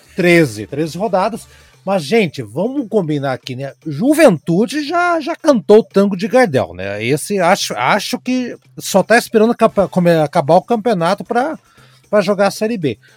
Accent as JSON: {"language": "Portuguese", "town": "Londrina", "region": "Paraná", "country": "Brazil", "tie": "born or raised there", "said": "meu querido Londrina, aqui norte do Paraná, cidade onde eu cresci"}